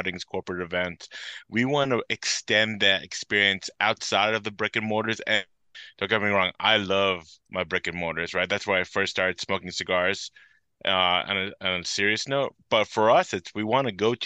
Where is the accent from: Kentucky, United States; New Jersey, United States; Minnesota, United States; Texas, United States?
New Jersey, United States; Belleville; also born or lived in Hopatcong, New Jersey; I was born and raised in Belleville, about like 45 minutes east of where I live now